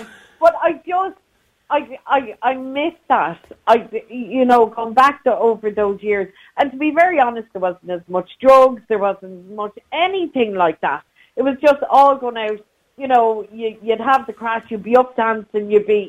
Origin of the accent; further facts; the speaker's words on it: County Clare, Ireland; I'm from Clare.